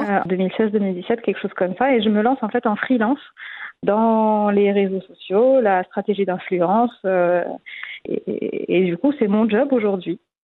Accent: Morocco; moved away as an adult; also born or lived in Paris, France / Madrid, Spain; j'ai grandi au Maroc. Hein, j'ai un parcours classique. J'ai eu mon bac au Maroc

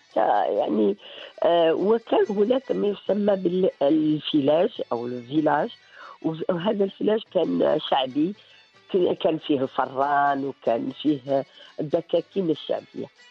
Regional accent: Morocco; حنا اولى مغاربه

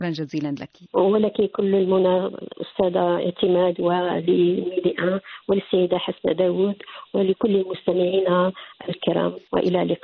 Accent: Tetouan, Tanger-Tetouan-Al Hoceima, Morocco; وأنا بنت مدينة تطوان

